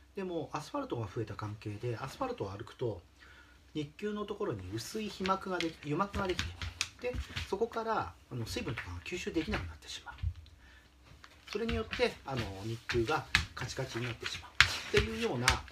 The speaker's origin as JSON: {"language": "Japanese", "town": "Shimizu", "region": "Shizuoka", "country": "Japan", "tie": "born or raised there", "also_born_or_lived": "Tokyo", "moved": "as an adult", "said": "故郷の静岡県東部にある清水町に戻ってきまして"}